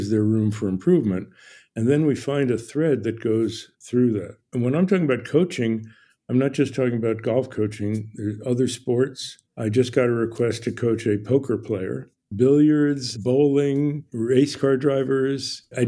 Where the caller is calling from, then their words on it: Ojai, California, United States; Ojai, California, OJAI.